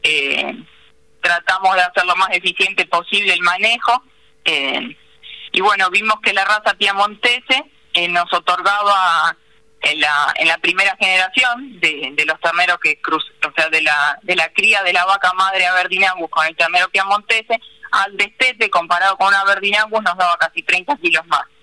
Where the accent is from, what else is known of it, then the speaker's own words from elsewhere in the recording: Paso del Rey, Buenos Aires Province, Argentina; also born or lived in Marcos Paz; yo nací en Paso del Rey, soy hija de una familia de comerciantes